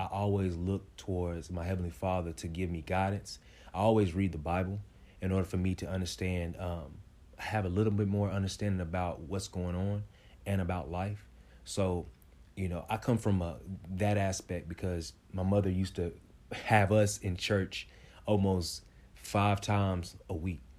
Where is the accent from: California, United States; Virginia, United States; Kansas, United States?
Kansas, United States; Kansas City; I'm from Wyandotte County, uh, K C K, you know, the best, the best one